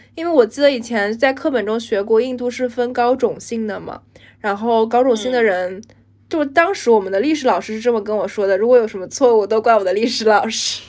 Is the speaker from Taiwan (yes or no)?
no; China; moved away as an adult; now in London, United Kingdom; 而我们中国人也有自己的Chinatown，然后有自己的中国超市